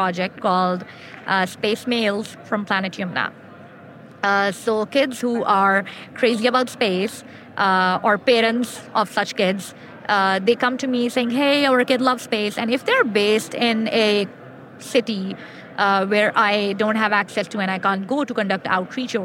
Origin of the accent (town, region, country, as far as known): Pakistan; English is a second language